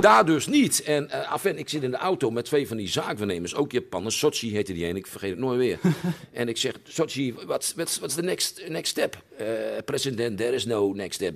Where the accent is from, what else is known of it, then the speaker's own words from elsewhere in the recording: Groningen, Netherlands; wij Groningers